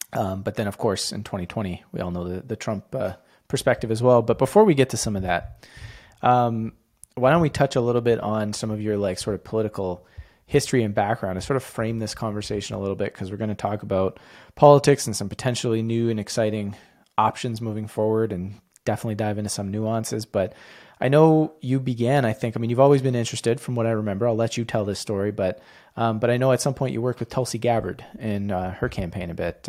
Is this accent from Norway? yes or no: no; Canada; as a Canadian